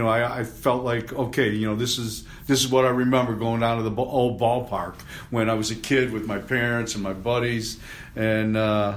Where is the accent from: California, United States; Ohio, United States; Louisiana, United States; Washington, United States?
Ohio, United States; Cleveland; I grew up here, as I'm sure you did. I grew up in Cleveland, and I grew up with Chief Wahoo.